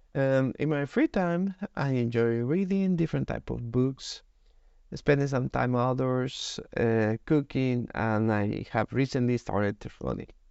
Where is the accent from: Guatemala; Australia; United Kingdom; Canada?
Guatemala; moved away as an adult; now in Denmark; I'm originally from Guatemala, but I have been living in Denmark for